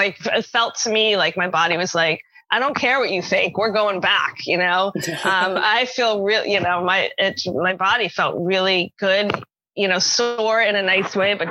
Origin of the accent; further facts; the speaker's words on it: New York City, New York, United States; moved away as an adult; now in Seattle, United States; I'm originally from New York City, grew up in New York City, and I still consider myself a New Yorker